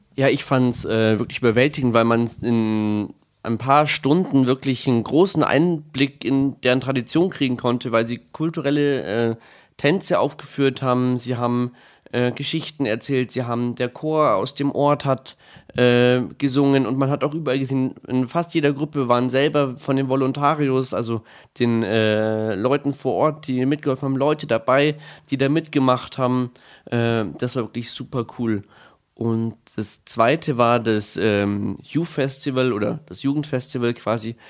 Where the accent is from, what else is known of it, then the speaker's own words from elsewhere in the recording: Bad Tölz, Bavaria, Germany; komme aus Bad Tölz